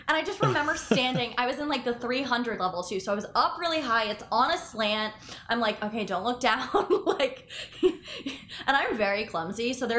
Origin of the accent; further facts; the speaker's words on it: Parkland, Florida, United States; I went to Douglas. I'm from Parkland